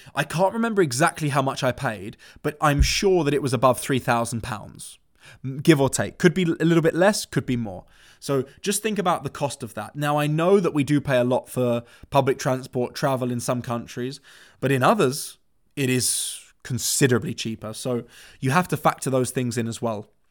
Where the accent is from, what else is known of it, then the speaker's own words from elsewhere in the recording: London, United Kingdom; moved away; I was born and raised in London. I went to school there